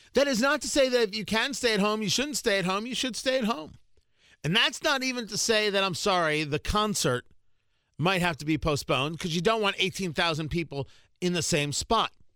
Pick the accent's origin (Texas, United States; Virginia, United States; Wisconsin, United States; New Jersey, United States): New Jersey, United States; I grew up in Jersey